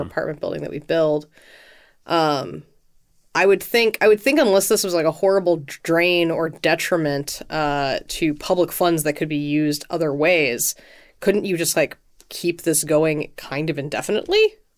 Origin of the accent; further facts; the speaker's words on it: United States; as an American, I've been raised to think that homeownership is something to aspire